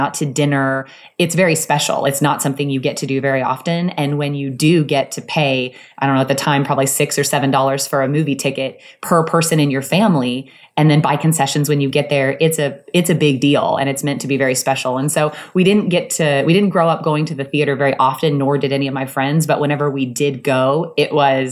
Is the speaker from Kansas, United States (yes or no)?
yes; Soldier, Kansas, United States; moved away; I grew up in Soldier, Kansas, which is a tiny town in the Midwest